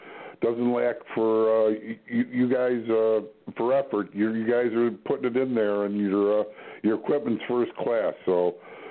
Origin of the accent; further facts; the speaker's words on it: Midwest, United States; I'm from the Midwest